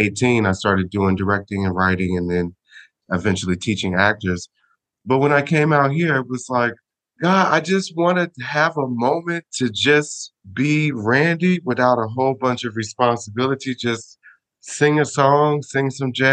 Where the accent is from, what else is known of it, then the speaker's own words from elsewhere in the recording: Smyrna, Georgia, United States; moved away as an adult; also born or lived in Chicago, Illinois; now in Sicily, Italy; I was born in Chicago, and I was raised in a small town called Smyrna, Georgia